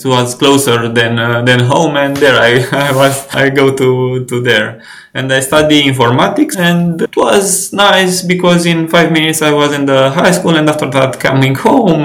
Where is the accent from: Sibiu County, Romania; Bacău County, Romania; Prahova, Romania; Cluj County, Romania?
Prahova, Romania; Ploiești; I grew up in a small city, Ploiești, near Bucharest, 60 kilometers away